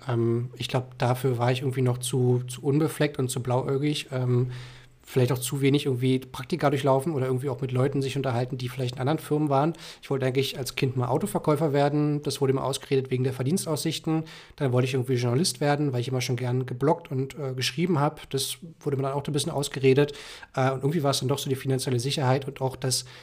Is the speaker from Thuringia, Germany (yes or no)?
no; Eisenhüttenstadt, Brandenburg, Germany; born there; now in Berlin, Germany; Ich bin äh, in Berlin, komme gebürtig aus Eisenhüttenstadt